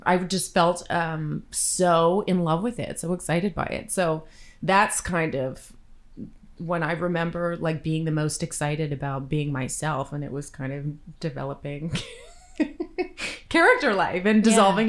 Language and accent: English; Victoria, British Columbia, Canada; Still in my hometown of Victoria.